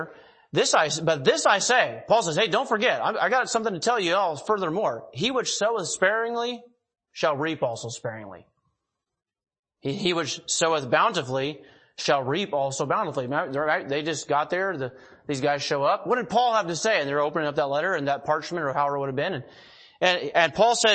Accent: Eugene, Oregon, United States; also born or lived in Monroe, Oregon; now in Hillsboro, United States; I grew up down in Eugene, Springfield, but we lived in Monroe, Oregon.

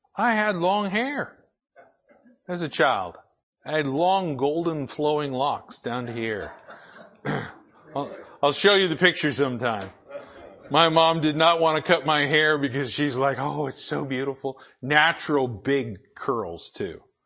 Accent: United States; I was born in the United States of America

